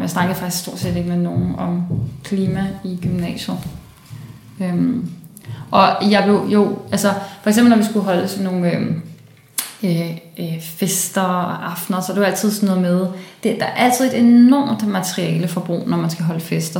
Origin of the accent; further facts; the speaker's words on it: Copenhagen, Capital Region of Denmark, Denmark; born or raised there; also born or lived in Brussels, Belgium